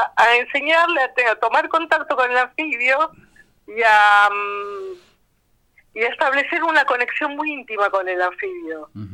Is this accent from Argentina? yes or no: yes; Buenos Aires, Argentina; mi infancia en Villa Crespo